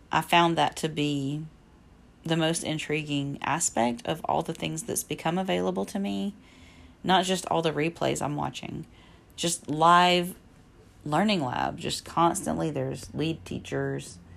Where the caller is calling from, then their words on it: Alabama, United States; I am podcasting from Alabama.